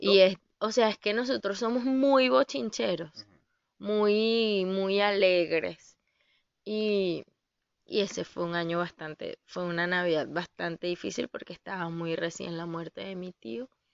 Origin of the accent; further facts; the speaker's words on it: Venezuela; moved away as an adult; hasta que me vine de Venezuela